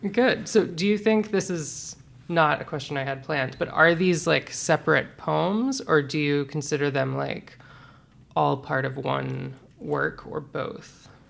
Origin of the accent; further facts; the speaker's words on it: Birmingham, Alabama, United States; moved away; also born or lived in Georgia / Florida; I'm from Birmingham, Alabama.